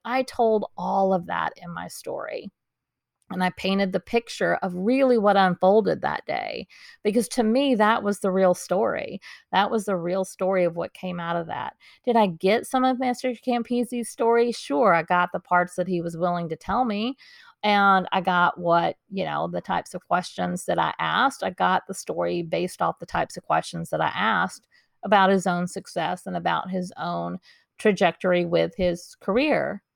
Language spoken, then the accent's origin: English; Dallas, Texas, United States; I grew up in Dallas, Texas, and I was going to school in Dallas